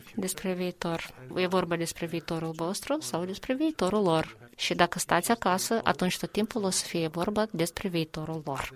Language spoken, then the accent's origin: Romanian; Albania; Romanian is a second language; moved away; Eu vin din Albania, sunt originar din Albania